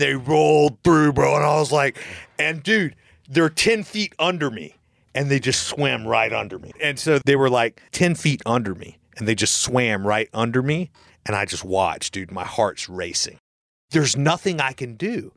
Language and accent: English; Florida, United States; I'm from Florida and I'm you know, I just know this kind of stuff just from growing up in Florida